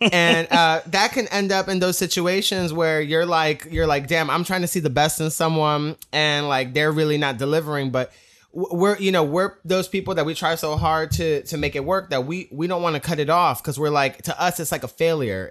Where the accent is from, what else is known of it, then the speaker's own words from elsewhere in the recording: New York, United States; growing up in New York in the, in the, the, the, the gay scene, it was, um, I was twelve years old